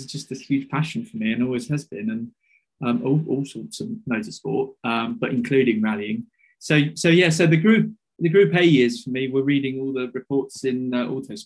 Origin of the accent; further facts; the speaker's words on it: United Kingdom; as a British kid growing up at that time